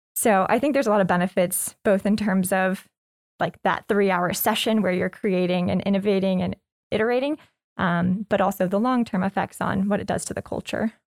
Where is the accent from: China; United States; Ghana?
United States; Lexington, Kentucky; moved away as an adult; also born or lived in New York / California / England; I was born and raised in Lexington